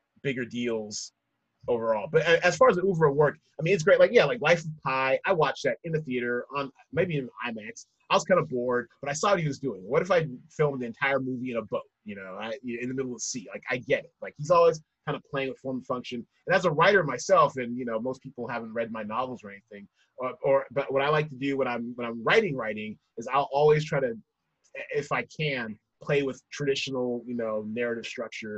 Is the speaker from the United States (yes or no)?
yes; United States; as American, exposed mostly to American theater